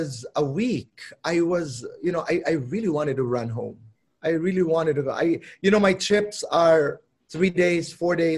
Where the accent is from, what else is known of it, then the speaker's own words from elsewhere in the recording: Borongan, Eastern Visayas, Philippines; accent: Waray; now in Manila, Philippines; Probinsyano ako, galing ako sa Samar. I come from Borongan, Eastern Samar